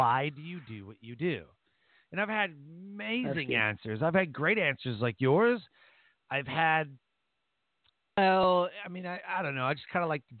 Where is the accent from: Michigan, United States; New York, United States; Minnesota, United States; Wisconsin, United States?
Michigan, United States; Detroit; we're both from Detroit.